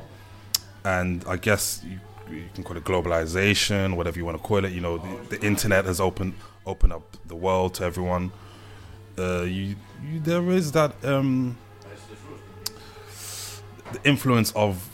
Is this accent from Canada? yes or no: no; United Kingdom; growing up in Britain